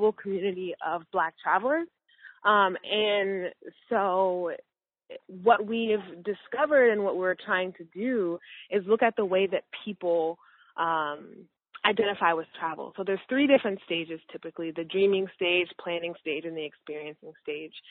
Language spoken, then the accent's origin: English; Minnesota, United States; I grew up in Minnesota, where there weren't very many people who looked like me at all.